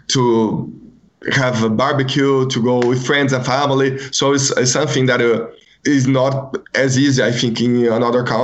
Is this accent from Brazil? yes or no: yes; Brazil